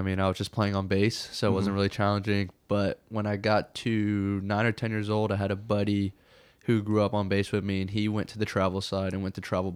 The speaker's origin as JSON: {"language": "English", "town": "Pensacola", "region": "Florida", "country": "United States", "tie": "born or raised there", "also_born_or_lived": "Eglin Air Force Base", "moved": "as an adult", "said": "I grew up in Eglin Air Force Base. It's about an hour from Pensacola, but I say Pensacola because that's where I went to school and grew up playing soccer"}